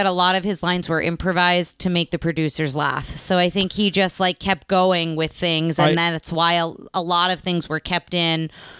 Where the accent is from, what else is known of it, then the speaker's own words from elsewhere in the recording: East Coast, United States; now in Texas, United States; I grew up having winters on the East Coast and then for so long have not had them here.